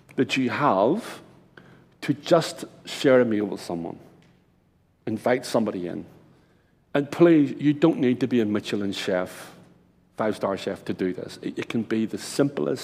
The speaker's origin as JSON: {"language": "English", "country": "Ireland", "moved": "yes", "lives_now": "Brisbane, Australia", "said": "I'm Irish, my wife's Japanese"}